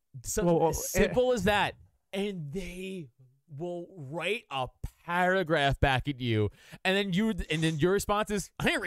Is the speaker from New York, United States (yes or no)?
yes; New York City, New York, United States; I'm from Staten Island